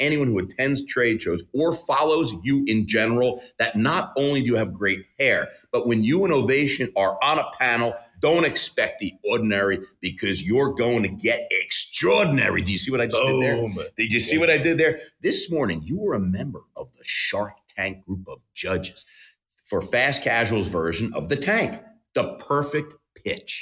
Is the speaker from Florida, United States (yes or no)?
no; New York City, New York, United States; I'm from New York City